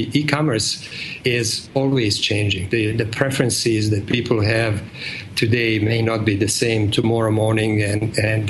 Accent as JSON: {"language": "English", "country": "Bosnia & Herzegovina", "accent": "Eastern European", "second_language": "English", "moved": "as an adult", "lives_now": "United States", "said": "I'm originally from Bosnia and came to States in 85"}